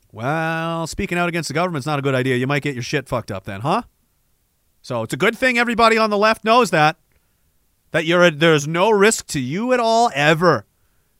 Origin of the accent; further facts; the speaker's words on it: Eastern Canada, Canada; moved away; also born or lived in Saskatchewan; I'm from Eastern Canada, obviously. That should be clear from listening to my terrible voice.